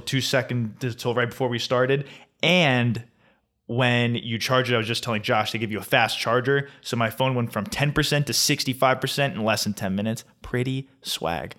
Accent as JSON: {"language": "English", "town": "Flemington", "region": "New Jersey", "country": "United States", "tie": "born or raised there", "said": "Costco has taken over my hometown"}